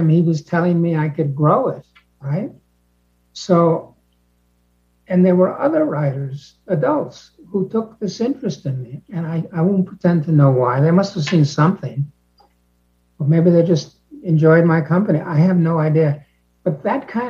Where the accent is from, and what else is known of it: New York City, New York, United States